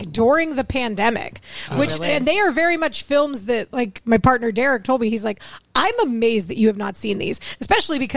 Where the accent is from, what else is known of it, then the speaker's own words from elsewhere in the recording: North Hills, Pennsylvania, United States; I grew up in North Hills suburban